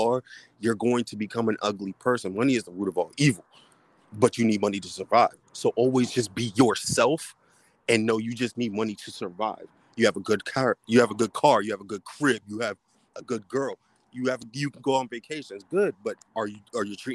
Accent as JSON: {"language": "English", "town": "Washington", "region": "District of Columbia", "country": "United States", "said": "I'm from DC. I'm from the East Side, so I'm like right there in Maryland."}